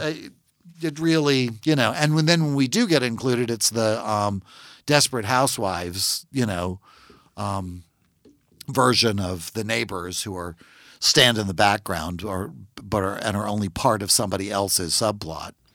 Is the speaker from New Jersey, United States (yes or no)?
no; Natchitoches, Louisiana, United States; I'm from Natchitoches, Louisiana. It's a very small town